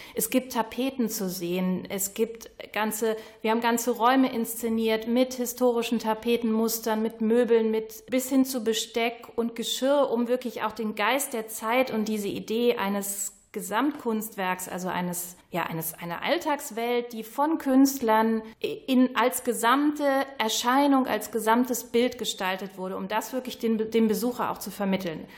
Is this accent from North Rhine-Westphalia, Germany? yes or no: yes; Krefeld, North Rhine-Westphalia, Germany; moved away as an adult; also born or lived in Wuppertal; Ich bin gebürtige Krefelderin, war aber 30 Jahre in Wuppertal bin jetzt erst wieder hier hingezogen